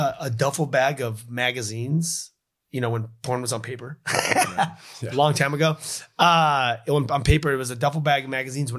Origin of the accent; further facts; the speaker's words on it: Los Angeles, California, United States; I grew up in Los Angeles, California, and, you know, my brothers were all part of the music industry.